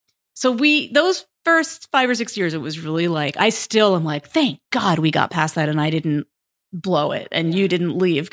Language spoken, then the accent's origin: English; United States; And I'm from New York, New Jersey, 3 kids.